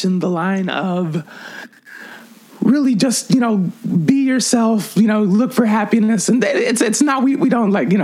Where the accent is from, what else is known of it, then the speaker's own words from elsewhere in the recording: Puerto Rico; now in New York City, United States; I grew up in Puerto Rico